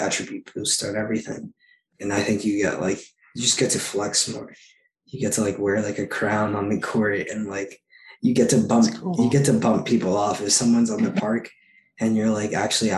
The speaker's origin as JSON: {"language": "English", "town": "New York City", "region": "New York", "country": "United States", "tie": "born or raised there", "said": "I'm in my hometown, playing for my hometown team."}